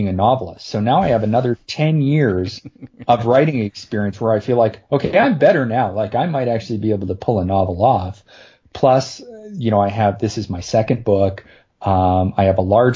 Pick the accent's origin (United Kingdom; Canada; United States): Canada; I'm Canadian